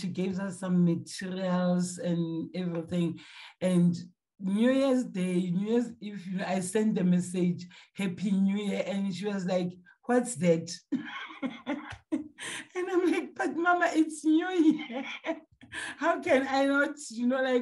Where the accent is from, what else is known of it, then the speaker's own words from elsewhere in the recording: Gauteng, South Africa; I'm from South Africa.